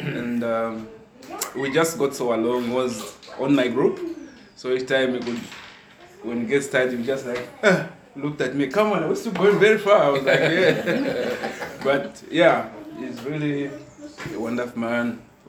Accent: Zambia; I'm from Zambia. I live in Zambia. And yeah, I grew up in the church ministry

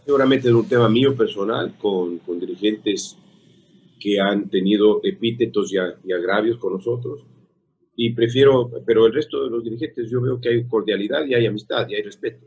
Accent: Quito, Pichincha, Ecuador; soy de Quito

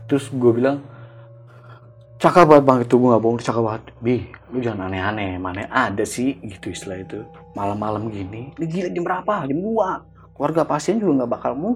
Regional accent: Pandeglang, Banten, Indonesia; karena kan gue orang asli Pandeglang bang

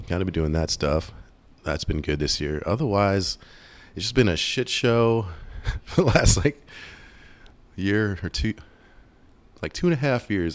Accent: Pittsburgh, Pennsylvania, United States; moved away; I am from Pittsburgh, so born and raised Steelers fan.

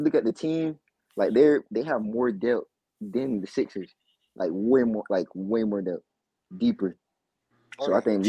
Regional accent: Polk County, Florida, United States; shout out to my people in Winhaven, too. Because I'm from Polk County.

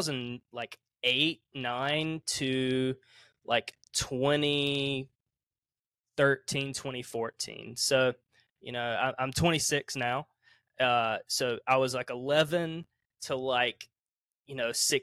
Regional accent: Hartsville, South Carolina, United States; moved away as an adult; now in Nashville, United States; I'm from South Carolina, a little small town called Hartsville. And yeah, I moved to Nashville 2.5 years

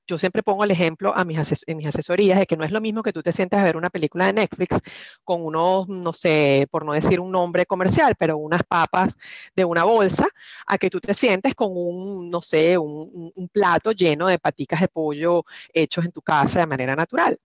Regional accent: Venezuela; now in Houston, United States; soy venezolana, tengo 20 años fuera de Venezuela, en eh, Houston los últimos 14

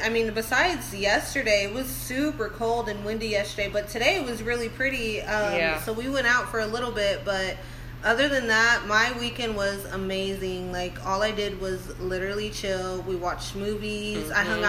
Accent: Phoenix, Arizona, United States; now in Austin, United States; I'm originally from Arizona. Phoenix, Arizona. And I moved here in 2009.

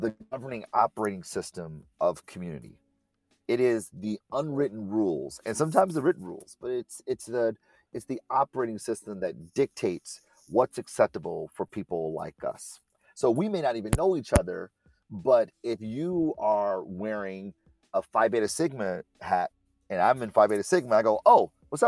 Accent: Detroit, Michigan, United States; born and raised in Detroit.

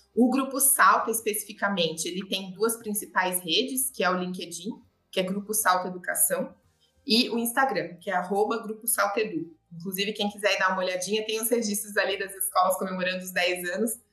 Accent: Limeira, São Paulo, Brazil; accent: interior of São Paulo; moved away as an adult; also born or lived in Araçatuba, Brazil; now in São Paulo, Brazil; Eu sou de Araçatuba, nasci em Araçatuba, mas cresci em Limeira, então interior de São Paulo, você vai sentir aqui o sotaquinho

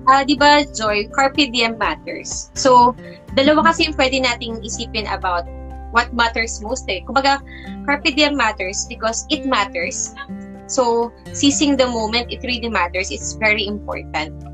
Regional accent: Caloocan, Metro Manila, Philippines; I'm from Caloocan

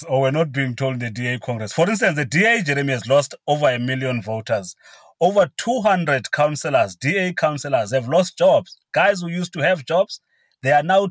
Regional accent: Mount Frere, Eastern Cape, South Africa; Mount Frere, which is my hometown

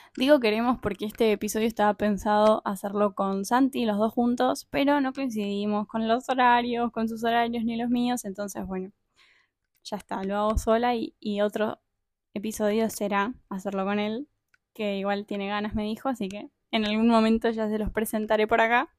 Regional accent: Argentina; moved away as an adult; como todo argentino

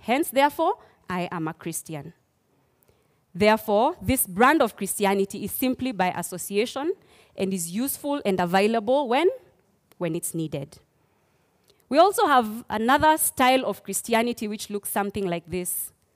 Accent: Nairobi, Kenya; also born or lived in Machakos, Kenya; my relationship with this great city of Nairobi started when I was seven years old, when my family, our family moved here in Nai-, to Nairobi, um, from Machakos, where we had lived all my life until then. So I was born in Machakos

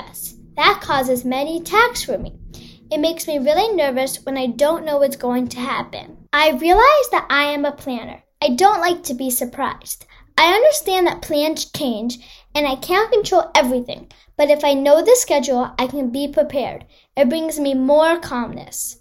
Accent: Los Angeles, California, United States; I'm from Los Angeles, and I'm 10 years old.

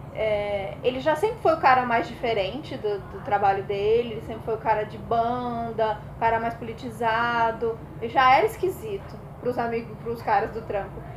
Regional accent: Brasília, Federal District, Brazil; now in São Paulo, Brazil; sou paulista, mas criada em Brasília e estou de volta em São Paulo

